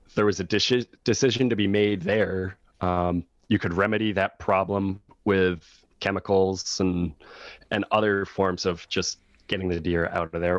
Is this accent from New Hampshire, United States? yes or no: yes; Laconia, New Hampshire, United States; moved away as an adult; also born or lived in Boston / Los Angeles; I was born here. I was born in Laconia